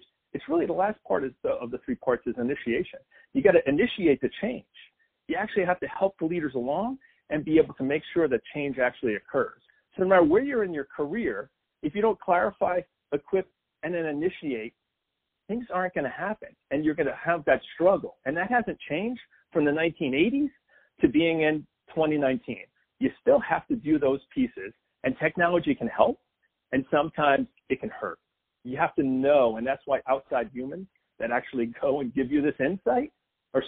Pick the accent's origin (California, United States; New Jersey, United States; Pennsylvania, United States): New Jersey, United States; now in Nashville, United States; I'm originally from New Jersey